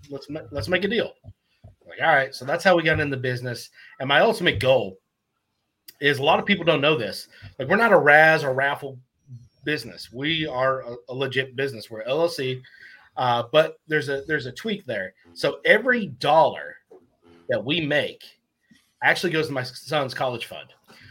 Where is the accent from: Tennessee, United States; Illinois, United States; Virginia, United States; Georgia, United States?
Tennessee, United States; also born or lived in North Tonawanda, New York; now in Port Orange, Florida, United States; we live in Port Orange, Florida, a little outside of Daytona. I was raised in Tennessee, but born in North Tonawanda. So before my family moved to Tennessee